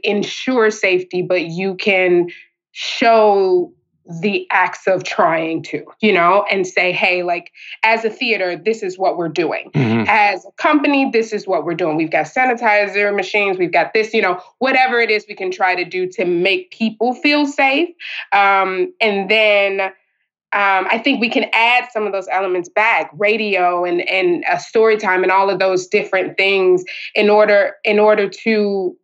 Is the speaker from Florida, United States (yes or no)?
no; Chicago, Illinois, United States; grew up with PBS and pardon me, PBS and WTTW and things like that. I'm from Chicago